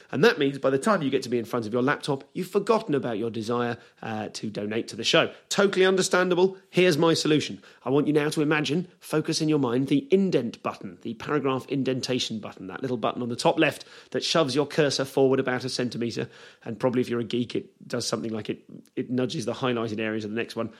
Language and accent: English; Leamington Spa, West Midlands, United Kingdom; I grew up in Leamington Spa, um, which is a, a, little town in the West Midlands